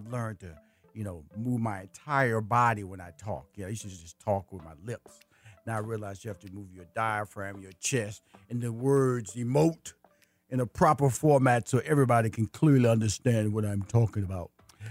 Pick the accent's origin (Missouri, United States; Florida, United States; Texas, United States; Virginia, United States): Texas, United States; Houston; I'm from Fifth Ward, Texas, in Houston, and two communities. Mom, in the heart of Houston.